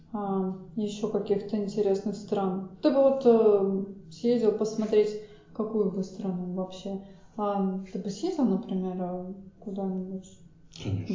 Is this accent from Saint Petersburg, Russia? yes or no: yes; Saint Petersburg, Russia; Причем сама я из Питера